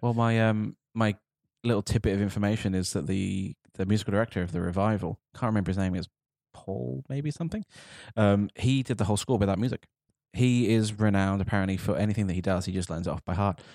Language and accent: English; United Kingdom; as a Brit sitting here right now